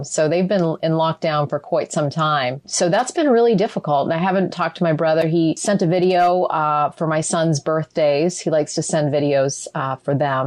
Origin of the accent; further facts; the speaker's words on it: Ottawa, Ontario, Canada; also born or lived in Toronto / Houston; now in United States; I was raised in Ottawa. So I was born in Toronto. I didn't live there for very long. And then I spent most of my growing up years in Ottawa, the nation's capital.